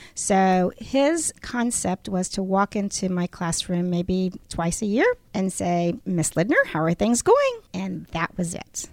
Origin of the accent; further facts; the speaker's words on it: San Antonio, Texas, United States; I was brought up in San Antonio, Texas